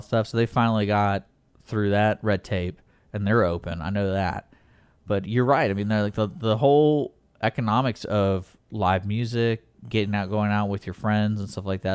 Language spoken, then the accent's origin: English; Houston, Texas, United States; growing up in Houston